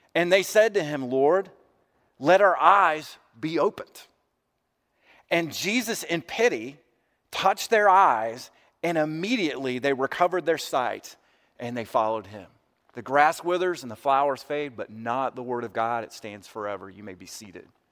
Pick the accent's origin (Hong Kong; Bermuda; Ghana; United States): United States; white American Christians